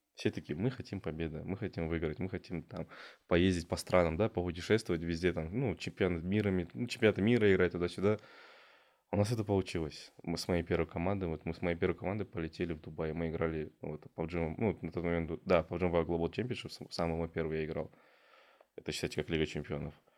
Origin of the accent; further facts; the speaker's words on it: Ekibastuz, Pavlodar Region, Kazakhstan; я родом с Акибаса